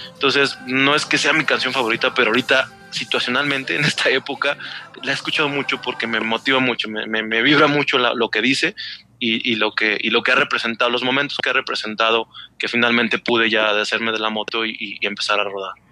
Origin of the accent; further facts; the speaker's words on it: State of Mexico, Mexico; now in Aguascalientes, Mexico; Yo también soy del Estado de México